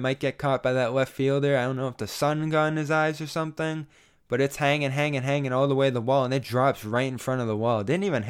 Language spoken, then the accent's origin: English; North Shore, Massachusetts, United States; I'm from the North Shore